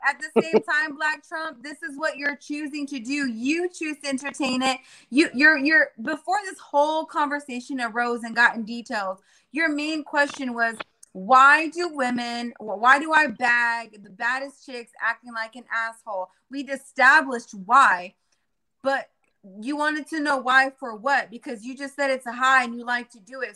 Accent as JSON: {"language": "English", "town": "Jacksonville", "region": "Florida", "country": "United States", "tie": "born or raised there", "also_born_or_lived": "San Diego, California", "said": "I was raised in Jacksonville"}